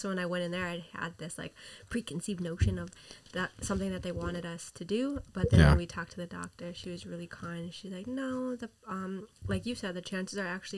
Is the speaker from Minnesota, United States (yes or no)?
yes; Minnesota, United States; also born or lived in Cusco, Peru; now in New York, United States; I grew up in Minnesota